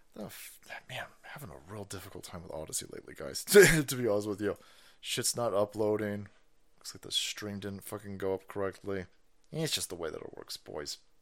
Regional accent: California, United States; as a Californian

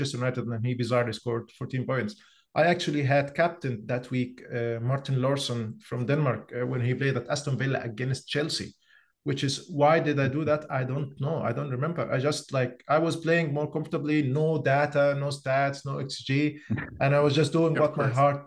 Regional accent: Egypt; moved away as an adult; now in Oslo, Norway; I'm originally from Egypt. I moved to Norway around 6 years ago, and I live in Oslo

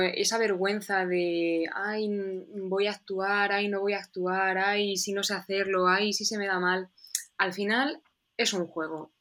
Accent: Toledo, Castilla-La Mancha, Spain

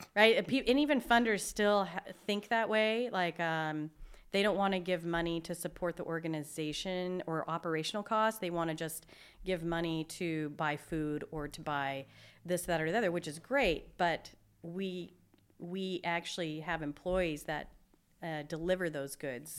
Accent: Seattle, Washington, United States; moved away as an adult; now in Spokane, United States; I grew up in Seattle

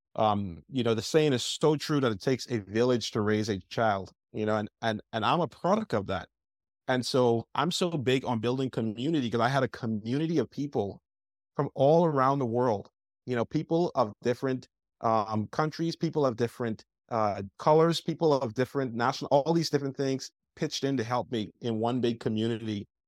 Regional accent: Bahamas; now in United States; I grew up in the Bahamas, uh, young island boy

